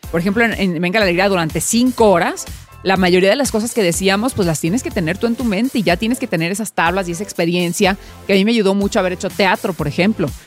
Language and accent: Spanish; Mexicali, Baja California, Mexico; O sea, soy de Mexicali, crecí en las calles y, la base era el tope cuando jugábamos a la Trice